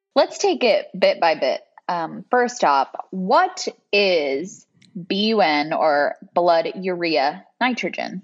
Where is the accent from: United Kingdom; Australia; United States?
United States; Bakersfield, California; moved away as an adult; now in Rochester, United States; I grew up in Central California. So if anybody knows Bakersfield, that's where I'm from